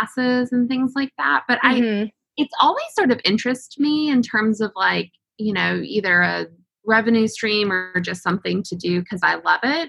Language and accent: English; East Coast, Virginia, United States; now in Kentucky, United States; I'm originally from the East Coast. My family is all in Virginia